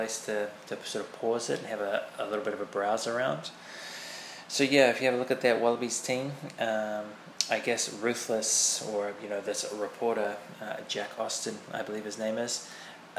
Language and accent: English; New Zealand; being a Kiwi myself